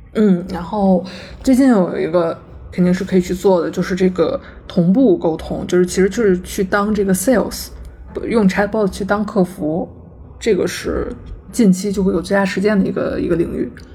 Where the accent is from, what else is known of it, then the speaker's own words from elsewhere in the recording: China; 我们作为中国人